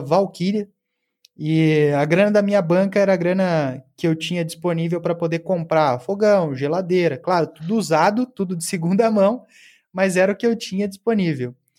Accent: Cascavel, Paraná, Brazil; moved away as an adult; also born or lived in Porto Alegre; Eu estava me mudando de Cascavel, cidade que eu nasci, Cascavel no Paraná, para Porto Alegre

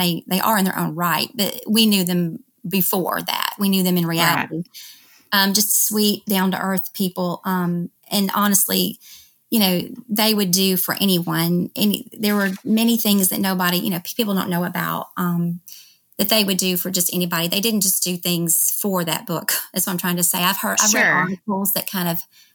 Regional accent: Memphis, Tennessee, United States; moved away as an adult; also born or lived in Dallas, Texas; now in Texas, United States; I'm from Memphis, and we ended up moving back there.

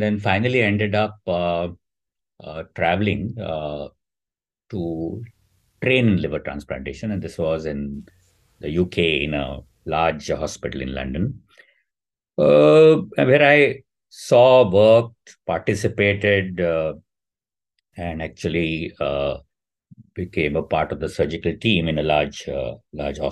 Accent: India; growing up in the India of the 80s

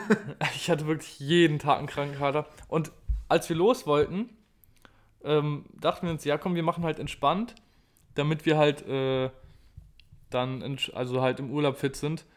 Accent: Berlin, Germany; wir kommen aus Berlin

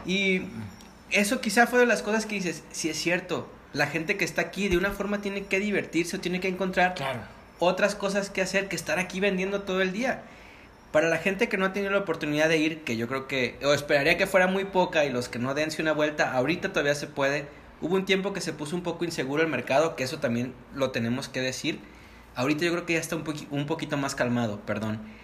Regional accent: Guadalajara, Jalisco, Mexico; nuestra Guadalajarita Bella

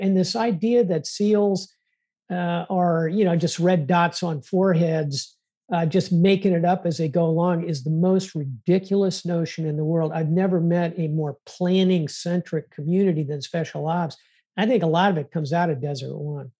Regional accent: South Florida, United States; I was born in South Florida

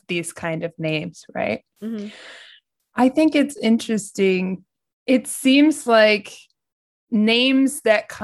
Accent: United States; now in Japan; I'm American and I'm living in Japan.

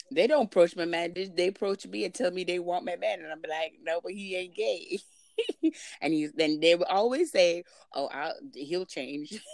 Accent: Jamaica; now in Canada; speaking as a Jamaican that lives there in Canada

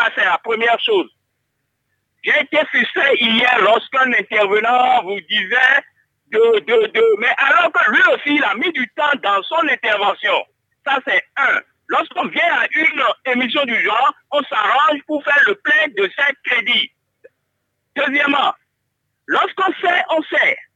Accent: Savalou, Collines, Benin; parce que je suis de Savalou

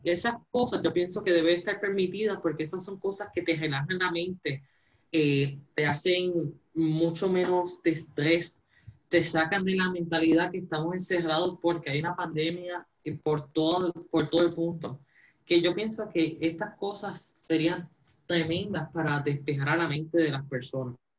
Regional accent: Puerto Rico; los puertorriqueños vamos a seguir luchando hacia adelante

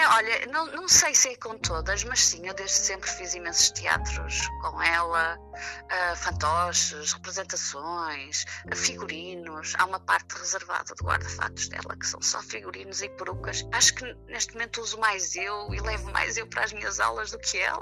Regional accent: Vila Nova de Famalicão, Norte, Portugal; porque eu nem sequer vivo no Porto, não é? Sou de Vila Nova de Famalicão

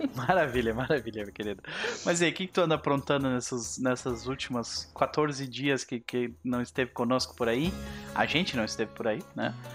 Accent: Brazil; como brasileiros que somos, nós não desistimos com facilidade

